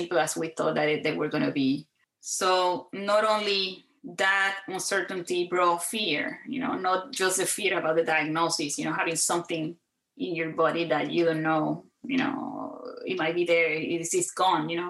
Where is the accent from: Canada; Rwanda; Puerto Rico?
Puerto Rico; moved away as an adult; now in San Antonio, United States; I grew up in Puerto Rico